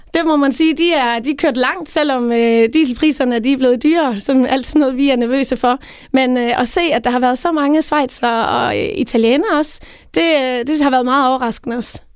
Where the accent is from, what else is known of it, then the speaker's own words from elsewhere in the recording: Tinglev, Southern Denmark, Denmark; jeg kommer selv ned fra Tinglev, Tinglef